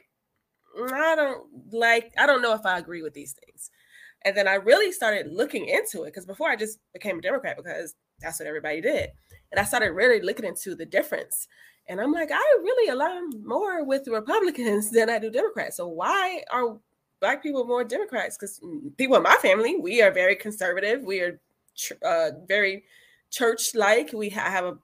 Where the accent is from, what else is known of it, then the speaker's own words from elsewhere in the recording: Florida, United States; moved away; I'm from Florida originally.